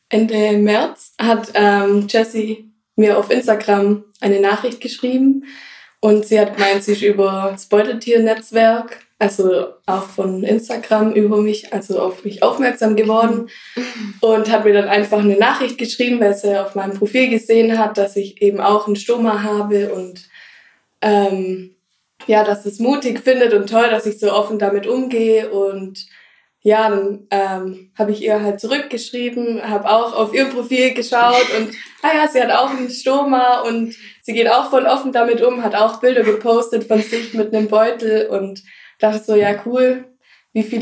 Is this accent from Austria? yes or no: no; Blaubeuren, Baden-Württemberg, Germany; bin ähm, 26 Jahre alt mittlerweile, komme aus Blaubeuren